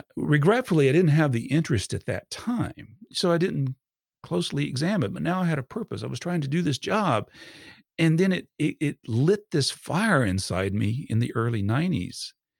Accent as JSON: {"language": "English", "region": "Georgia", "country": "United States", "tie": "born or raised there", "also_born_or_lived": "Fort Campbell, Kentucky", "said": "we moved here to Georgia, where he was originally from, and I've been in Georgia since I was about four years old."}